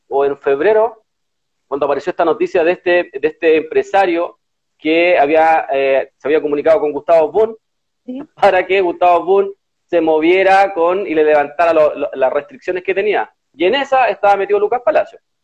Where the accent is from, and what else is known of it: Chile